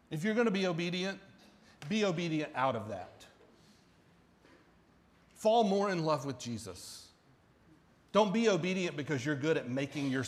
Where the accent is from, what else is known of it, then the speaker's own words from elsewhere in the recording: the South, United States; but I was raised in the South and it was just a lot different